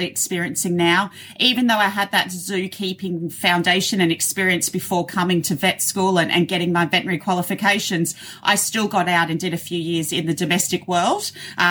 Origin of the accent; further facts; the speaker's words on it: Australia; accent: Australian; You have my Australian accent.